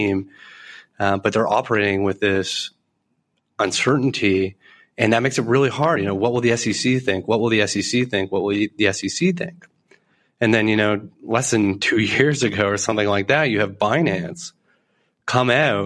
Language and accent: English; Canada; as a Canadian